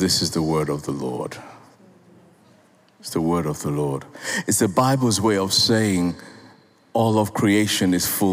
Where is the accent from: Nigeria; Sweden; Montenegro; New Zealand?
Nigeria; I'm a Nigerian.